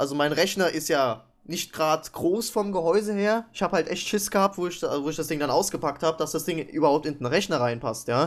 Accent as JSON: {"language": "German", "region": "East Germany", "country": "Germany", "said": "Ich bin ja auch Ossi"}